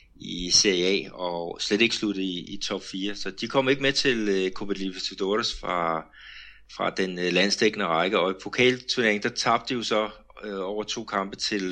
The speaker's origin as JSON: {"language": "Danish", "country": "Denmark", "moved": "yes", "lives_now": "Brazil", "said": "hjemme i Danmark"}